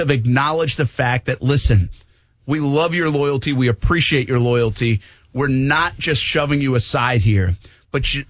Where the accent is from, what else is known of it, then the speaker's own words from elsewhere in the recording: Providence, Rhode Island, United States; I'm not from Massachusetts. I'm from Rhode Island.